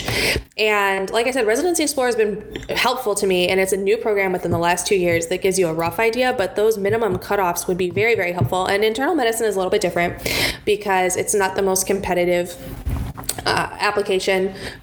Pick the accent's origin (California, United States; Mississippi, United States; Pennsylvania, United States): California, United States; Los Angeles; now in Michigan, United States; I'm from the Los Angeles area